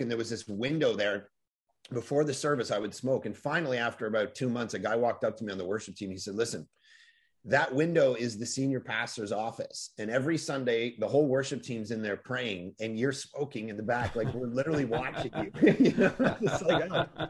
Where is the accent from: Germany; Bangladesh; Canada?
Canada; Toronto, Ontario; middle of the winter, growing up in Toronto, snow, you know, a foot deep